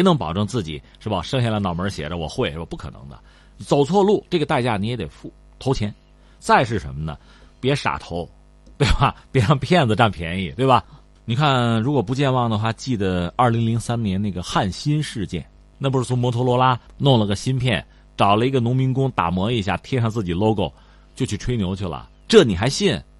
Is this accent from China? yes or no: yes; China; 我们中国人